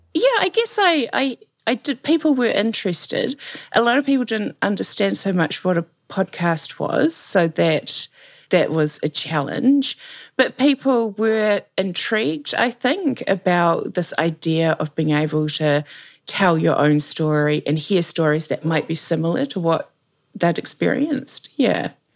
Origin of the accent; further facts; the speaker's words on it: New Zealand; accent: Kiwi; you can probably tell that I'm a Kiwi by the fact that everything I say sounds like a question.